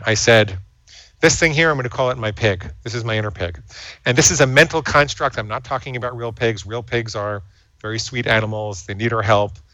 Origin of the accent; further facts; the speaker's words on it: New York City, New York, United States; I grew up in and around New York City